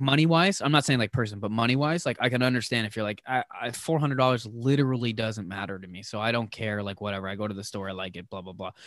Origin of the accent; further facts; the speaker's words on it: East Coast, United States; moved away; I'm from the East Coast